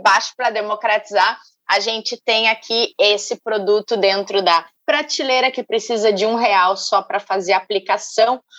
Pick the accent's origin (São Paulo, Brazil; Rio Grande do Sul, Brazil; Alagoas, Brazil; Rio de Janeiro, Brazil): Rio Grande do Sul, Brazil; accent: gaúcho; moved away as an adult; A gente deixou o Rio Grande do Sul há muitos anos, você 11 anos, eu 9 anos, mas é sempre presente na nossa vida e no nosso sotaque